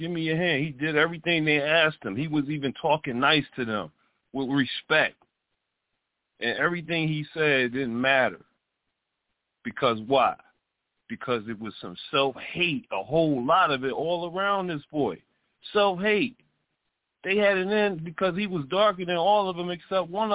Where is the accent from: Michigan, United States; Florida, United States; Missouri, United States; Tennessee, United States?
Michigan, United States; Detroit; I grew up in Detroit